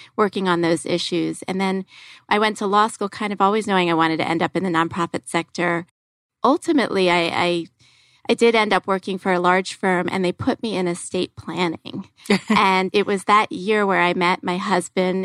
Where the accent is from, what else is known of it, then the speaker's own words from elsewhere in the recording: Philadelphia, Pennsylvania, United States; moved away; I'm from Philadelphia, and I was actually born, raised, college, law school, all in Philadelphia